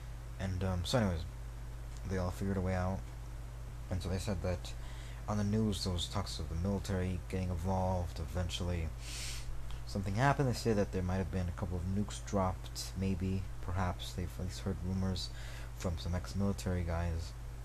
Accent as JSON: {"language": "English", "town": "Colonia Monte Mariana", "region": "central Mexico", "country": "Mexico", "tie": "born or raised there", "said": "The ice, actually getting to my hometown of Colonia Monte Mariana. Small town in Mexico. Central Mexico, I think."}